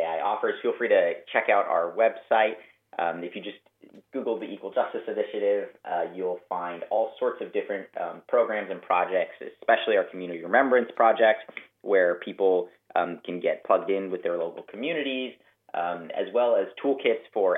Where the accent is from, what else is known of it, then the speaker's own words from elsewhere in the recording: Denver, Colorado, United States; moved away as an adult; now in Montgomery, United States; I grew up in Denver, Colorado